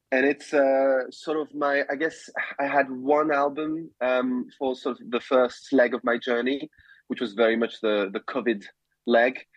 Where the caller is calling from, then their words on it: London, United Kingdom; Uh, I'm in London, uh, where I live. Um, and it's uh, I'm calling under the, the grey, dark sky of uh, winter approaching.